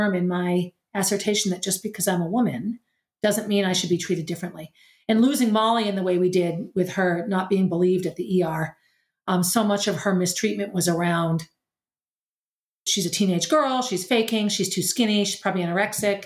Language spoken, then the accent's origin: English; New Hampshire, United States; also born or lived in Boston; I returned to New Hampshire and just began teaching public school where I had gone to school in my hometown